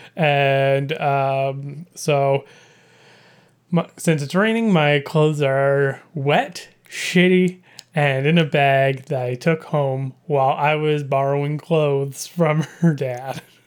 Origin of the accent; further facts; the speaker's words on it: British Columbia, Canada; I grew up in British Columbia